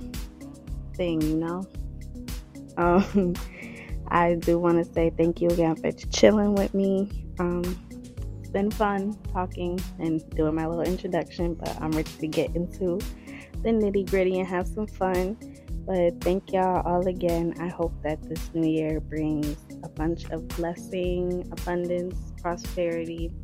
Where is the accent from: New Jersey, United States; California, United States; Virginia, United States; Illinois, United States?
New Jersey, United States; North Jersey